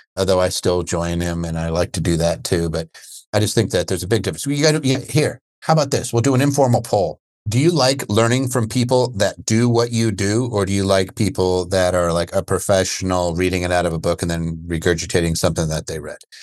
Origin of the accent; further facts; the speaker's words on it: Pennsylvania, United States; moved away; also born or lived in Seattle, Washington; I'm from P A myself